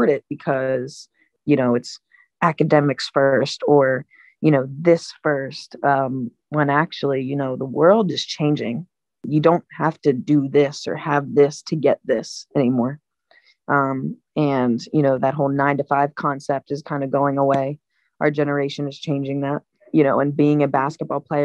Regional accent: Delaware, United States; these strong connections or these resources in my hometown

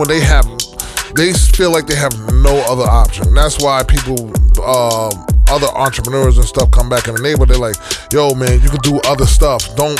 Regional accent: Jamaica; moved away; I'm from Haiti. I'm Haitian. Everybody think I, you know, it's just like me growing up in Jamaica.

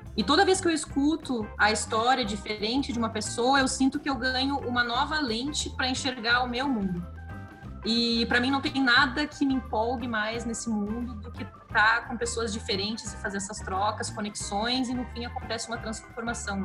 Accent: Santa Cruz do Sul, Rio Grande do Sul, Brazil; Eu nasci no interior do Rio Grande do Sul, numa, numa cidade chamada Santa Cruz do Sul, fica pertinho de Porto Alegre

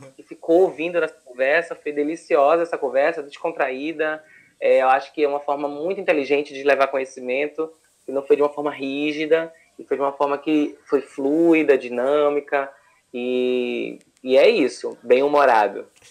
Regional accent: Recife, Pernambuco, Brazil; eu sou de Recife

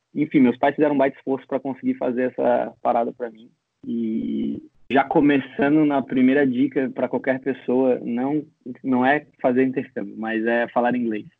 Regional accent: Florianópolis, Santa Catarina, Brazil; also born or lived in Gold Coast, Australia; Eu sou aqui de Floripa, vivi praticamente a minha vida inteira aqui

